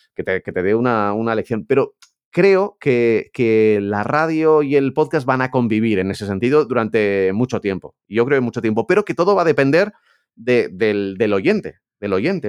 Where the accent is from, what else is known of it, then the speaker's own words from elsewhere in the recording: Pamplona, Navarre, Spain; yo que soy de Pamplona